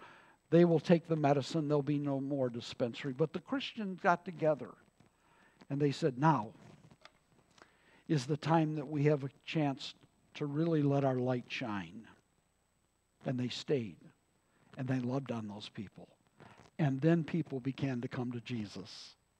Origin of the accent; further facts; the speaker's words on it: Detroit, Michigan, United States; moved away; I've told you I'm from Detroit